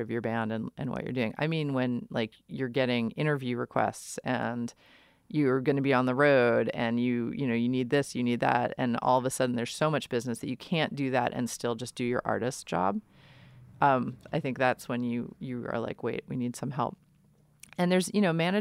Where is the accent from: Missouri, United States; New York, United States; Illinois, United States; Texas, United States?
New York, United States; New York City; moved away; I grew up in New York City and I played in bands in the late 90s.